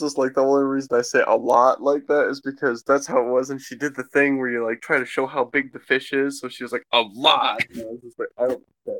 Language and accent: English; Michigan, United States; born there; And then I was born in Michigan.